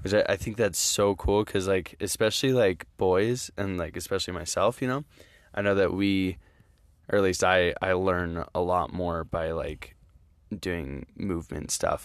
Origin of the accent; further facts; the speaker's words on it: Utah, United States; I'm from Utah